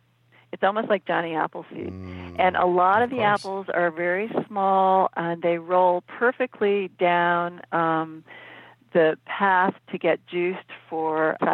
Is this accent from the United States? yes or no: yes; East Coast, United States; also born or lived in Phoenix; now in Oregon, United States; I grew up on the East Coast, and in the summers we would go up to Cape Cod, and you could always see the Milky Way. I don't ever remember seeing the Milky Way living in Phoenix.